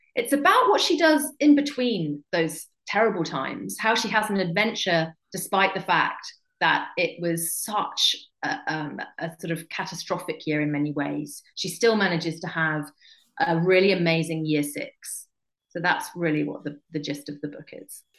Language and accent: English; England, United Kingdom; I'm just English.